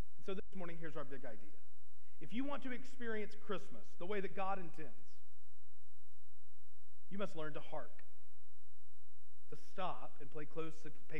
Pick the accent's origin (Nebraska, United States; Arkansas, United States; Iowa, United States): Arkansas, United States; moved away; I was from Arkansas